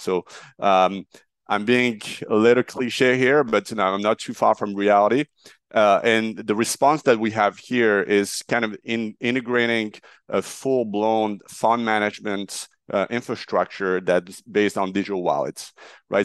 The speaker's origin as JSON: {"language": "English", "town": "Marseille", "region": "Provence-Alpes-Côte d'Azur", "country": "France", "tie": "born or raised there", "also_born_or_lived": "Paris, France / New York, United States", "moved": "as an adult", "lives_now": "United States", "said": "I'm a French national. I grew up in Marseille"}